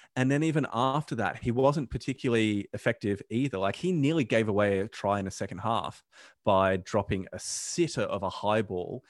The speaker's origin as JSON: {"language": "English", "country": "Australia", "said": "I'm an Aussie"}